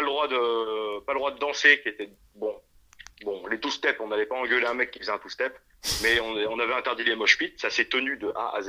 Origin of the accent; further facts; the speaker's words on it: France; on vient de Chaland, si tu veux. C'est une ville qui n'est pas du tout métal